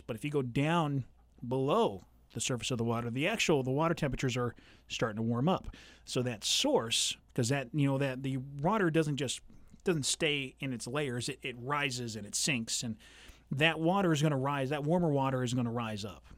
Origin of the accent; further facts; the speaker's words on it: Southern California, United States; now in central Illinois, United States; when I was growing up in Southern California